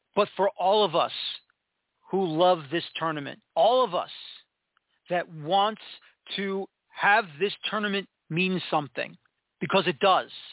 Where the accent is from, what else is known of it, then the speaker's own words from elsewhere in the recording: New York City, New York, United States; I am from New York City